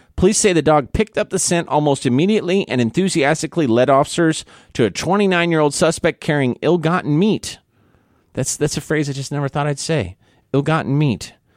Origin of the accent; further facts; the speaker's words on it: Missouri, Kansas area, Midwest, United States; now in Guam; I'm from Missouri, Kansas area